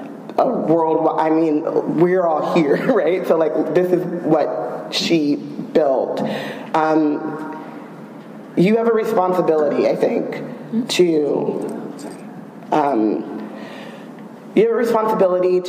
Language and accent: English; United States; we're all from America